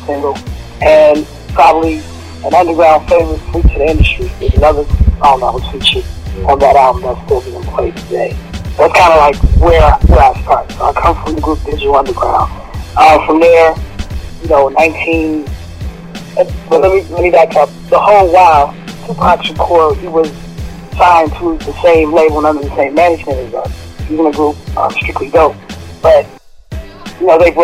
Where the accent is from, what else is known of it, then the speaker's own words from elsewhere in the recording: Oakland, California, United States; I'm from Oakland, California